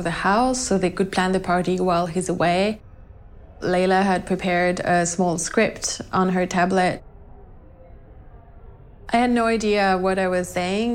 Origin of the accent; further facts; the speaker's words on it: Nantes, Pays de la Loire, France; moved away as an adult; also born or lived in Sydney, Australia; I was born in France, in Nantes, and I traveled quite a bit.